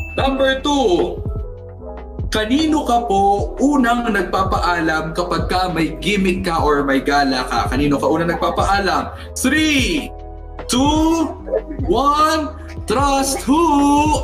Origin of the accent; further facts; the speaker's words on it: Central Luzon, Philippines; kapampangan po ako